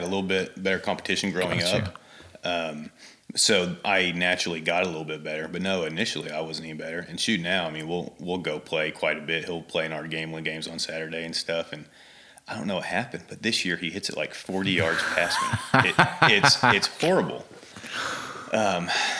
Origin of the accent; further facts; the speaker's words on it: Mustang, Oklahoma, United States; also born or lived in Florida; I grew up here in Mustang